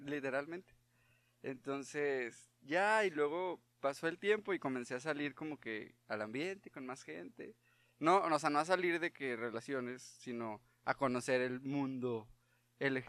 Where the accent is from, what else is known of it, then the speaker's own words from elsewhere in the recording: Parras de la Fuente, Coahuila, Mexico; soy de Parras